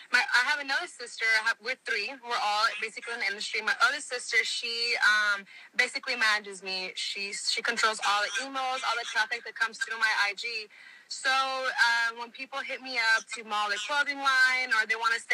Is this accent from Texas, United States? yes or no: yes; Houston, Texas, United States; moved away as an adult; now in Los Angeles, United States; I was born here in L.A. I was raised in Houston my whole life